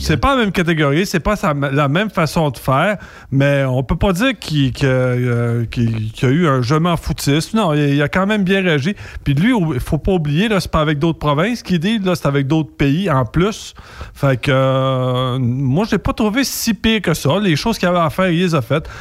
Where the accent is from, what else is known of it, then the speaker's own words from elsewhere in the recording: Louiseville, Quebec, Canada; chez nous, à Louisville